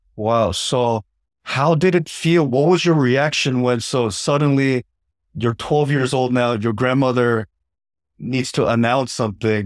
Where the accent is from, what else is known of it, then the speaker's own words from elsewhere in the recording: United States; as an American